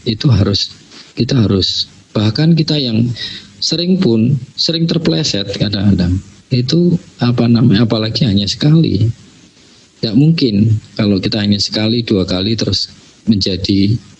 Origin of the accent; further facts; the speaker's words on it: Java, Indonesia; saya, eh, ini Jawa